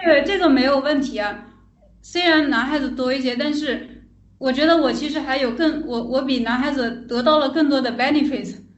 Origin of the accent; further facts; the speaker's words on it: Changsha, Hunan, China; now in Shenzhen, China; 我是湖南人，长沙